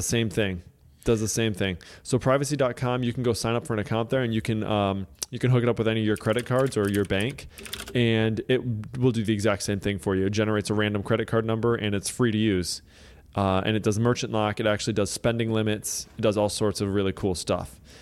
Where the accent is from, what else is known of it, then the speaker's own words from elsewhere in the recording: Michigan, United States; I grew up in Michigan